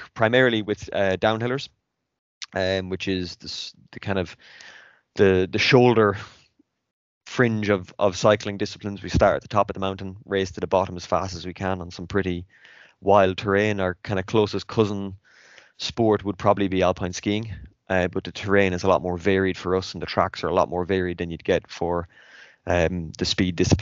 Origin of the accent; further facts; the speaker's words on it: Athlone, Leinster, Ireland; moved away as an adult; also born or lived in French Alps; now in France; I'm from Athlone in the centre of Ireland